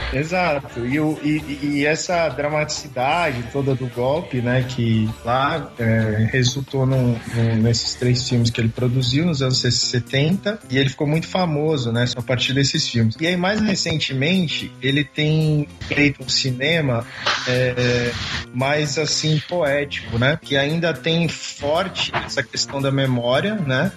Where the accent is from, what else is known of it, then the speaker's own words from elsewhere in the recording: Brazil; pra gente como brasileiro